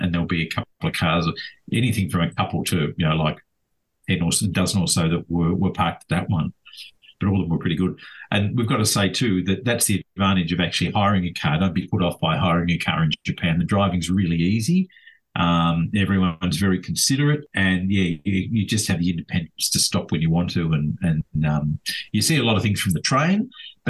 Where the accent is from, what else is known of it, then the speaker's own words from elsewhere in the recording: Australia; as an Aussie